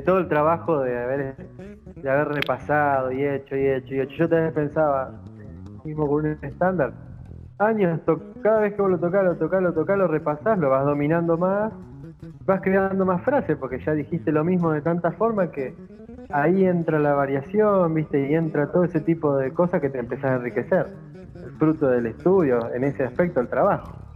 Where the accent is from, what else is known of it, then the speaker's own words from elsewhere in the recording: interior of Santa Fe, Argentina; yo soy del interior de Santa Fe